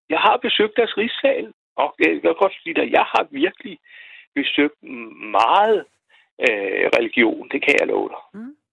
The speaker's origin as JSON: {"language": "Danish", "town": "Roskilde", "region": "Zealand", "country": "Denmark", "said": "Jeg er fra Roskilde."}